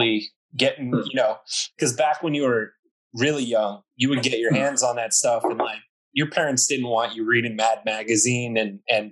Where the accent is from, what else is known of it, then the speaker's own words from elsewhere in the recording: the Bay Area, California, United States; I grew up in the Bay